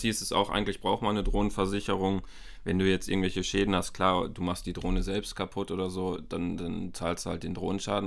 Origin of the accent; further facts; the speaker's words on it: Bielefeld, North Rhine-Westphalia, Germany; Ich komme auch hier aus Bielefeld, so wie